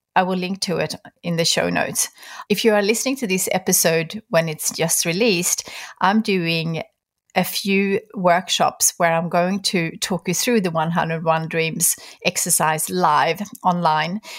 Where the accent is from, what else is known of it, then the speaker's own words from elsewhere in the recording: Sweden; moved away; Sweden, my home country